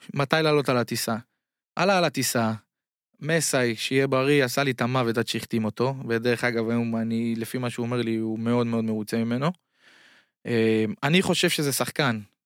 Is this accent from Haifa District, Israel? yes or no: no; Bat Yam, Tel Aviv District, Israel; moved away as an adult; now in China; וגם אני נולדתי בבת ים